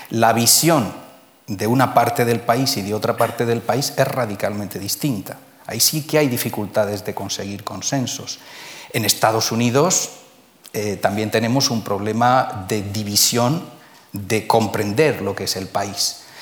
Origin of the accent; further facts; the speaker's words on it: Spain; Somos españoles